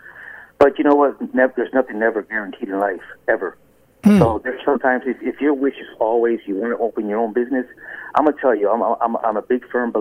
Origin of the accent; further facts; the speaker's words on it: Pahokee, Florida, United States; also born or lived in Chicago; we first moved to Pahokee from Chicago back in '79, and you know we were middle school and high school